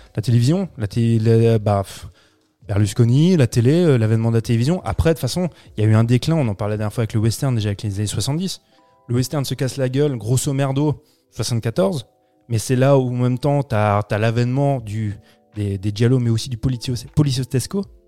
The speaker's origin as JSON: {"language": "French", "country": "France", "said": "chez nous en France"}